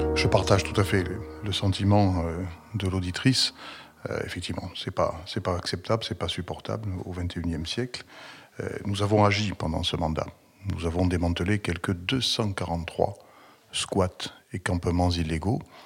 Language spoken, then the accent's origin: French; Toulouse, Occitania, France; je suis né euh, à Toulouse le 19 juillet 1960